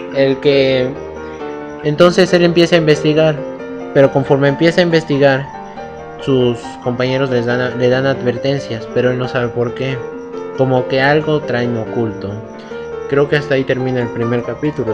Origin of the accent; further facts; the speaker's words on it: Mexico; Yo no soy argentino, soy mexicano.